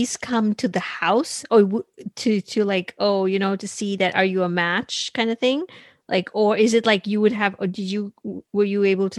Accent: India; moved away; I loved being in India

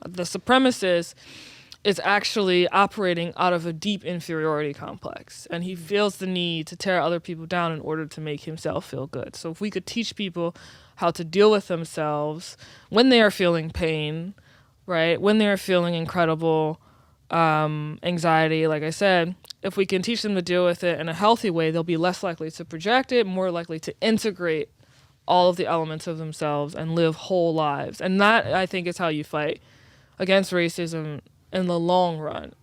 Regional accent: New Orleans, Louisiana, United States; I was born and raised in New Orleans

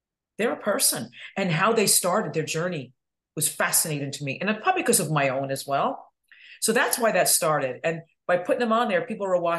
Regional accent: upstate New York, United States; moved away as an adult; now in Florida, United States; I'm from a small town, upstate New York

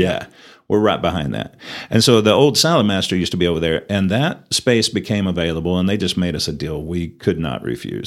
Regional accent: Perryton, Texas, United States; moved away as an adult; also born or lived in Louisiana; now in Amarillo, United States; I was actually born in Amarillo, um, raised in Perryton and graduated high school there

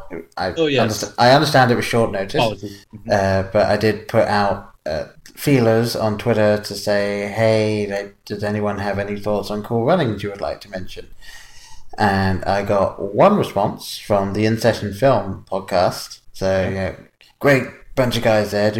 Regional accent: England, United Kingdom; growing up in England

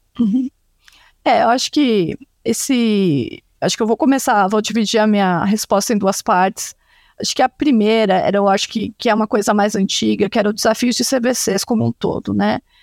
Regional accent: Santa Catarina, Brazil; moved away as an adult; also born or lived in Campinas / Chicago; Eu sou de Santa Catarina, numa cidade lá do interior, por isso o meu sobrenome é complicado

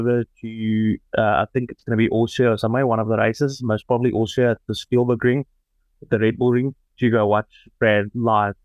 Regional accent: South Africa; being a South African right now

